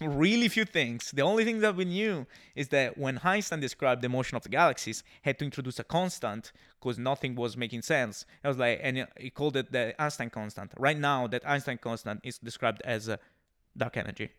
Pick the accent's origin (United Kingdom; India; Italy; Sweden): Italy; Siena, Tuscany; English is a second language; moved away as an adult; Siena is my hometown. I'm from Siena.